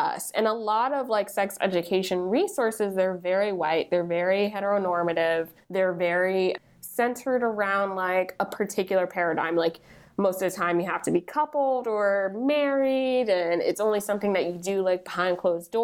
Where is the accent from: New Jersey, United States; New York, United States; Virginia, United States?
New Jersey, United States; I grew up in New Jersey